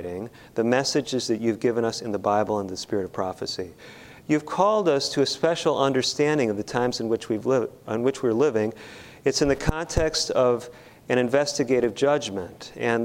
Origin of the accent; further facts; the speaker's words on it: Chicago, Illinois, United States; I grew up in Chicago.